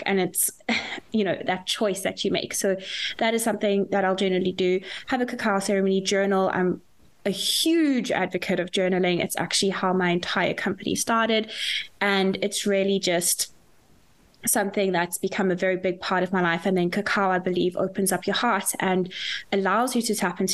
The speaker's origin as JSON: {"language": "English", "country": "South Africa", "moved": "yes", "lives_now": "Dublin, Ireland", "said": "I am a South African living in Dublin"}